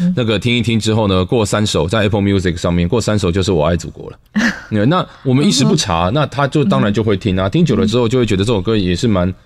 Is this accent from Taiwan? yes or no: yes; Taiwan; 我们台湾人写作都越来越像中国人了